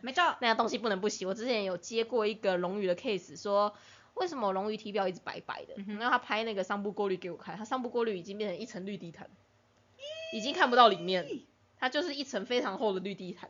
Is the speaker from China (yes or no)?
no; southern Taiwan, Taiwan; also born or lived in Penghu; 因为我是南部人，所以说南部的水一直都很硬